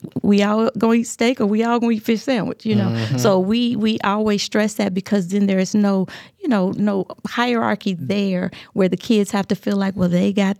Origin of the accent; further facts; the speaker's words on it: Arkansas, United States; You know, I grew up in Arkansas, Southern.